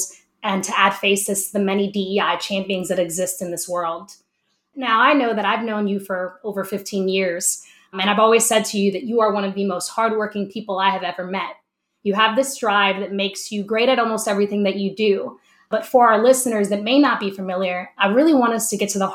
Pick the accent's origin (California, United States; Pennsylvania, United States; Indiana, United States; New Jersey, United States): New Jersey, United States; Camden; my hometown of Camden, New Jersey